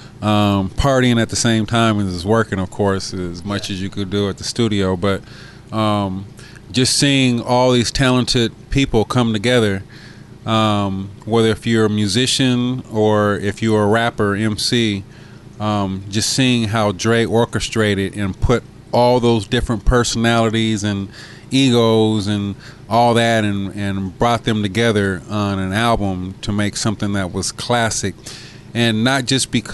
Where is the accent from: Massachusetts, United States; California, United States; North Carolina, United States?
California, United States; San Diego; I was that kid from San Diego